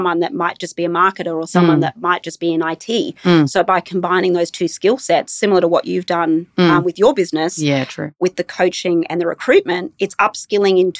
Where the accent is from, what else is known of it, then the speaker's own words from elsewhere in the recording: Brisbane, Queensland, Australia; also born or lived in Inverell, New South Wales / Tamworth, New South Wales; we moved from Inverell when I was about 6 or 7 to Tamworth. And then from Tamworth, we came to Brisbane.